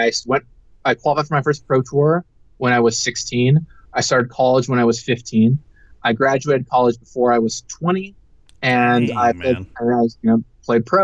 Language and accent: English; Seattle, Washington, United States; I grew up in Seattle